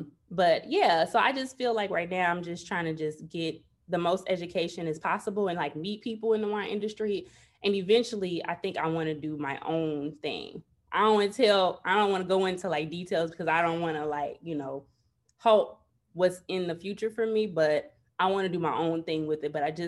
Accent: Chicago, Illinois, United States; So pretty much, okay, I'm from Chicago, born and raised.

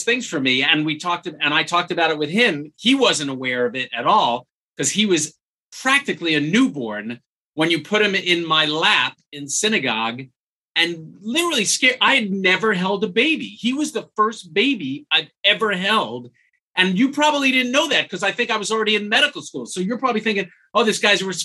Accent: New York, United States; We grew up in a shtetl almost

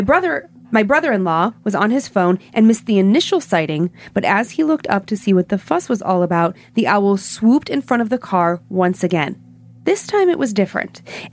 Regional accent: Planada, California, United States; now in Atlanta, United States; I'm from Planada, California, and I've been living in Atlanta, Georgia since 2013.

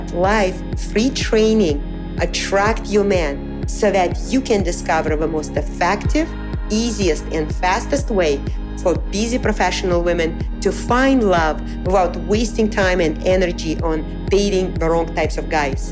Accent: Moscow, Russia; moved away as an adult; also born or lived in Pennsylvania, United States; now in New York City, United States; I was born and raised in Moscow, Russia

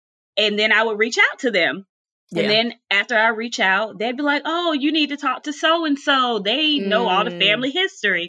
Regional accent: Charlotte, North Carolina, United States; also born or lived in Philadelphia, Pennsylvania; I was born in Philadelphia, but raised in Charlotte, North Carolina

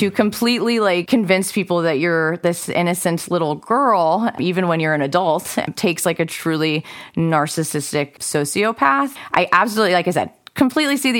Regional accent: Northern California, United States; born or raised there

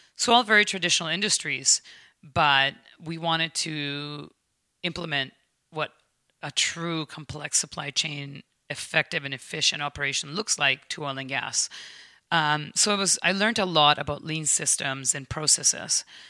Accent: United States; now in Canada; as an American

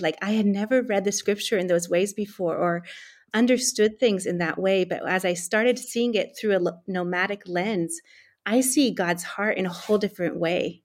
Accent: California, United States; moved away as an adult; also born or lived in East Africa; now in Central Asia; as a Californian

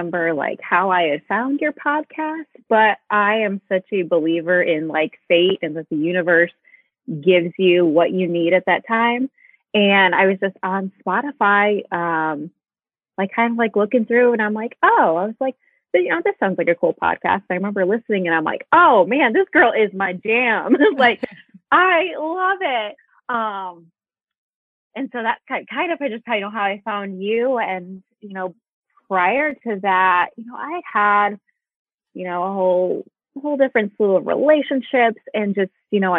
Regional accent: Midwest, United States; now in Indianapolis, United States; I'm from the Midwest. I live in Indianapolis

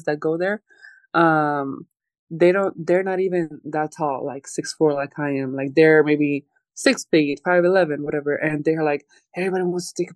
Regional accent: Croatia; moved away as an adult; now in Los Angeles, United States; I grew up there, I was born there

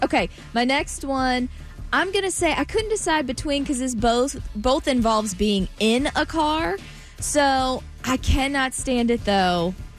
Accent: the South, United States; I'm from the South, y'all.

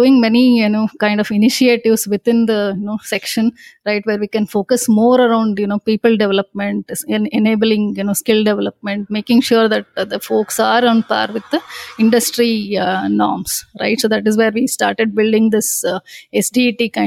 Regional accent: Bangalore, Karnataka, India; I'm born and brought up in Bangalore, right? My entire schooling, starting from my nursery grade to my engineering, has been done in Bangalore

